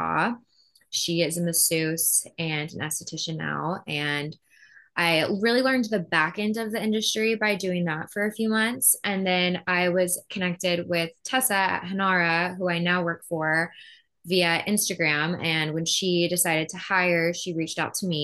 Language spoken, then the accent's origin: English; Plano, Texas, United States; now in Austin, United States; I grew up in Plano, Texas, but I live in Austin now.